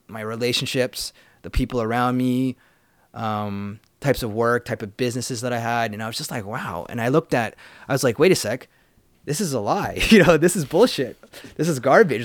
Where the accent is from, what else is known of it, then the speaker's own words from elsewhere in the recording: Vancouver, British Columbia, Canada; also born or lived in Prince George; I grew up in the city of Vancouver